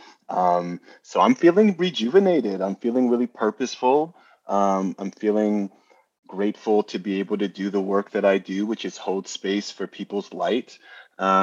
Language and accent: English; New Jersey, United States; accent: New Yorker; now in New York, United States; I was originally from New Jersey, but New York is where I have planted my flag.